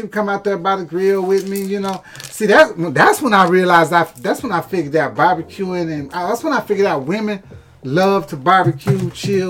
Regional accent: Houston, Texas, United States; I'm from Houston.

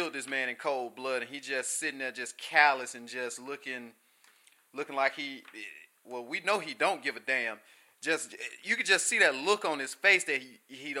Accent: the South, United States; being a young black man growing up in America, down in the South

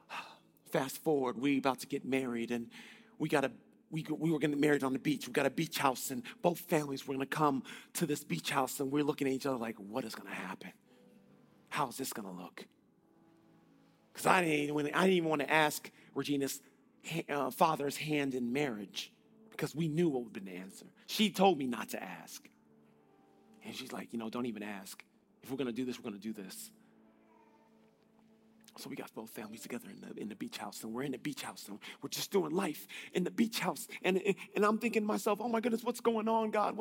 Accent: North Carolina, United States; now in Illinois, United States; I'm from North Carolina.

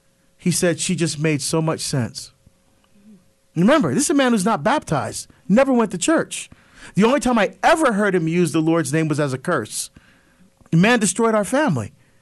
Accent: Barbados; Now, it started to air internationally, including my home country of Barbados.

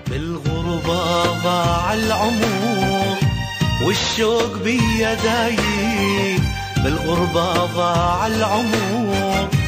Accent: Homs, Homs Governorate, Syria; moved away as an adult; عمري 54 سنة من مدينة حمص جيت أنا وزوجي وأولاد اثنين هلا

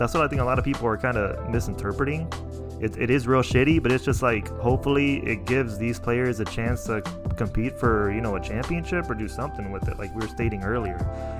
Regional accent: Michoacán, Mexico; And I'm just like, I'm from Michoacan. Like, leave me alone, please.

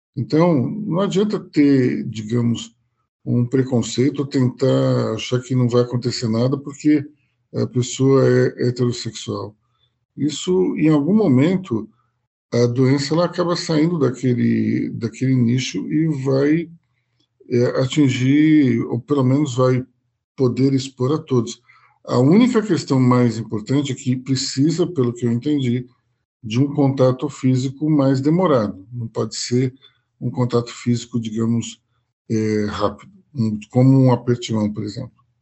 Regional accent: Brazil; como brasileiros

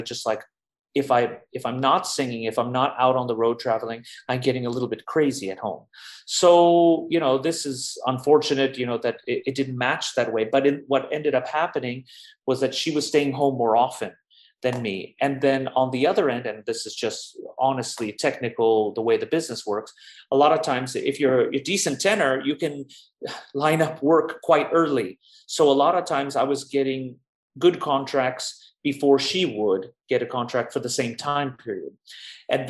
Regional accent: Los Angeles, California, United States; moved away as an adult; also born or lived in New York; now in Berlin, Germany; I grew up in Los Angeles since I was about 2 years old

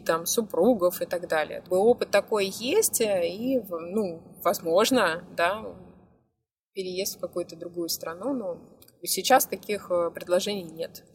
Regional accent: Moscow, Russia; moved away as an adult; now in Albania; я сама из Москвы

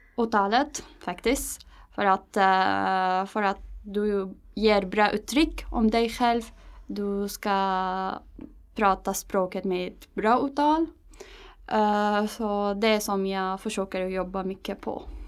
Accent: Damascus, Damascus Governorate, Syria; Swedish is a second language; moved away as an adult; now in Stockholm, Sweden; jag kommer från Syrien, äh, Damaskus

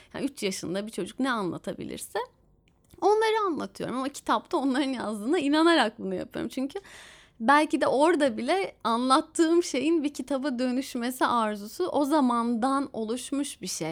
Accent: Istanbul, Turkey; benim şehrime İstanbul'a

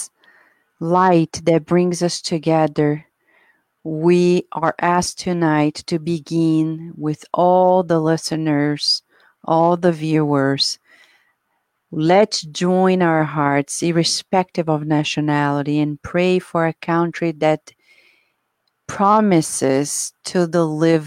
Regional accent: Brazil; now in United States; I came from Brazil, I was raised at a generation where we looked up to the United States

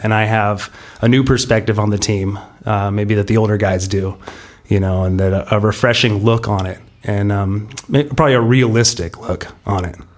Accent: San Diego, California, United States; we're from Pacific Beach. We grew up, uh, like you said, together, uh, on the, you know, beaches, uh, right under Crystal Pier

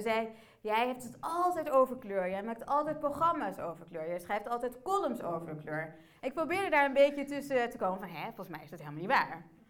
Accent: Emmen, Drenthe, Netherlands; also born or lived in Port-au-Prince, Haiti; Ik ben geboren in Port-au-Prince. Na drie maanden ben ik naar Nederland gekomen, naar Emmen, de parel van het noorden.

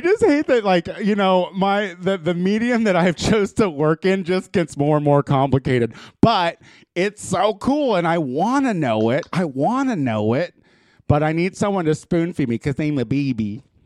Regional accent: Midwest, United States; I'm from the Midwest

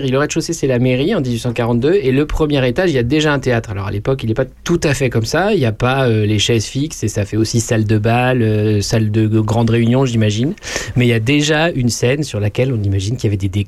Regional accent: Saint-Julien-du-Sault, Bourgogne-Franche-Comté, France; also born or lived in Sens; je suis né à Sens et mon papa et ma maman m'ont élevé à Saint-Julien-du-Sault.

